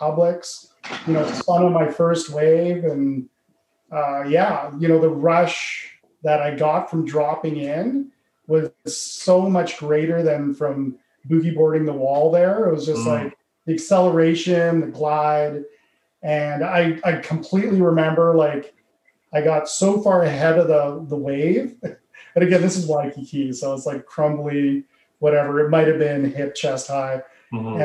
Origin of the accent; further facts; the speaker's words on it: Calgary, Alberta, Canada; born and raised in Calgary